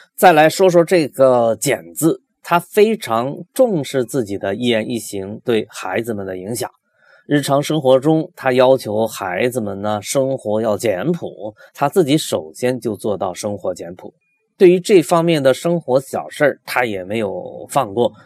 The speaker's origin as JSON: {"language": "Chinese", "town": "Loudi", "region": "Hunan", "country": "China", "tie": "born or raised there", "said": "我的家乡就是湘军故里"}